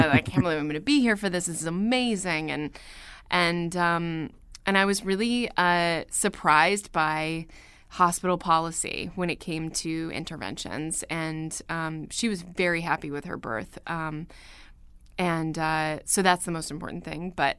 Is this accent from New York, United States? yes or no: yes; New York, United States; accent: Standard American; I am from New York.